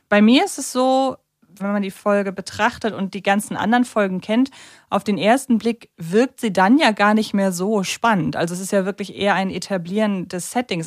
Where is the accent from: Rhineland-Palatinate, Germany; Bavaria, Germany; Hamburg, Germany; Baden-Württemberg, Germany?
Hamburg, Germany; als Hamburgerin